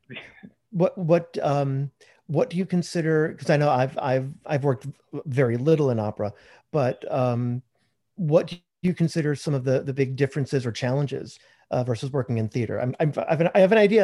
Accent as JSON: {"language": "English", "town": "Chicago", "region": "Illinois", "country": "United States", "moved": "as an adult", "lives_now": "Texas, United States", "said": "I'm living in Texas right now, hmm. but um, yeah, I spent most of my life in Chicago"}